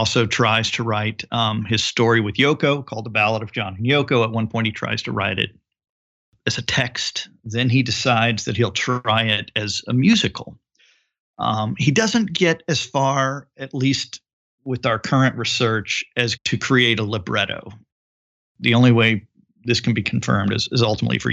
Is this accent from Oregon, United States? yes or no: no; Houston, Texas, United States; my hometown of Houston, Texas